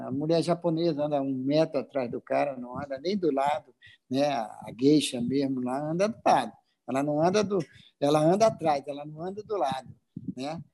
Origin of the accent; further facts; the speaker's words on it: Acre, Brazil; also born or lived in Rio de Janeiro; now in Manaus, Brazil; Acre, é, eu sou acriano, olha só, sou acriano, hoje sou cidadão amazonense e moro no Rio de Janeiro